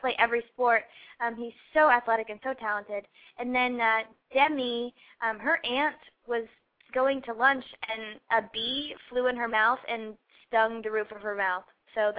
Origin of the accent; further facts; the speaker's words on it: Ohio, United States; moved away; I'm from Ohio